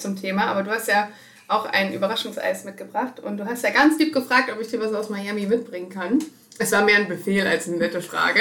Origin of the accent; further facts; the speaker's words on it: Germany; ich komme aus Deutschland